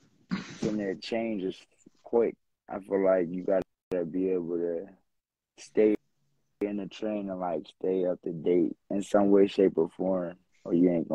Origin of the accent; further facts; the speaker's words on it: Pittsburgh, Pennsylvania, United States; I'm from Hazelwood. Okay. Hazelwood, Pennsylvania, Pittsburgh, 412.